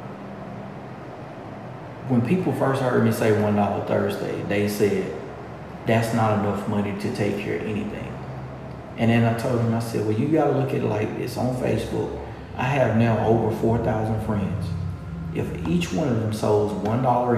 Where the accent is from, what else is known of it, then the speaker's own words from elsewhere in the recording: LaGrange, Georgia, United States; I was born and bred right here